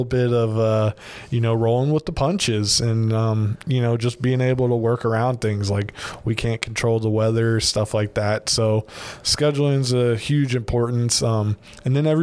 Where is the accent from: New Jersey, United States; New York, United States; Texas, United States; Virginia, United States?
Virginia, United States; moved away as an adult; now in Baton Rouge, United States; I'm originally from Virginia